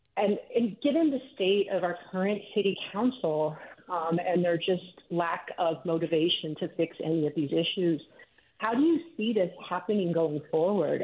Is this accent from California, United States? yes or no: yes; San Jose, California, United States; I grew up in East San Jose.